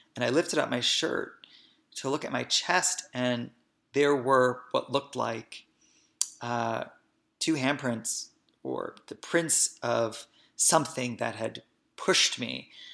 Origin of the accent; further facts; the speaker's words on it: Hoboken, New Jersey, United States; I was born and raised in Hoboken, New Jersey